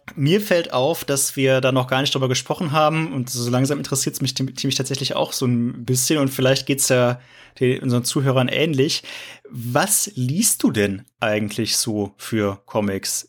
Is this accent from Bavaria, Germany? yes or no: no; near Cologne, North Rhine-Westphalia, Germany; moved away; ich komme ja, ich komme aus Köln ursprünglich ähm, ah, okay. Also aus dem ja. Rheinischen, also aus der Nähe, aus dem Rheinischen.